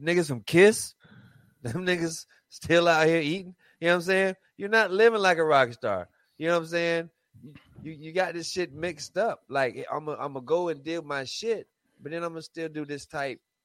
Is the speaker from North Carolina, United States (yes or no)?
yes; Raleigh, North Carolina, United States; I'm from North Carolina